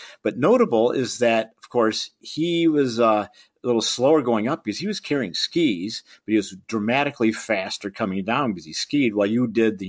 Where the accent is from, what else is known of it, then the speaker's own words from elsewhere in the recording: United States; as an American, you know, we speak one.